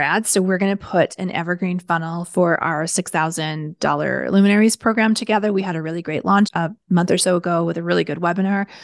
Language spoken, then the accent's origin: English; Canada; I'm Canadian